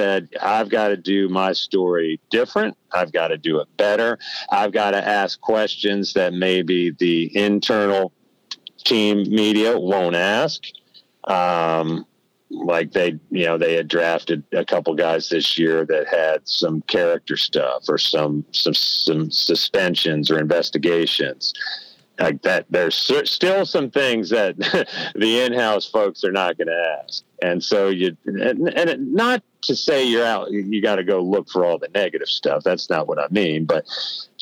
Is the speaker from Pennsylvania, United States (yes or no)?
yes; Pennsylvania, United States; moved away; I grew up in Pennsylvania